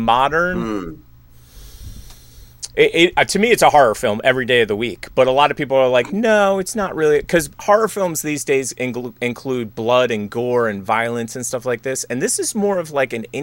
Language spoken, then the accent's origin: English; Philadelphia, Pennsylvania, United States; I'm from Philly